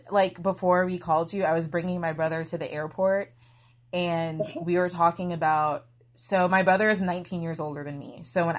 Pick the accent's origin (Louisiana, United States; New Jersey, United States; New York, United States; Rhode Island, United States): Louisiana, United States; New Orleans; So I grew up in New Orleans.